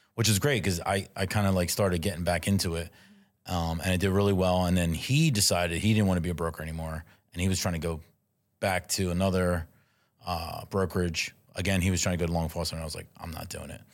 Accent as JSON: {"language": "English", "town": "Philadelphia", "region": "Pennsylvania", "country": "United States", "tie": "born or raised there", "said": "I am originally born and raised in South Philadelphia. I moved around a little bit, but I always had my base in Philadelphia"}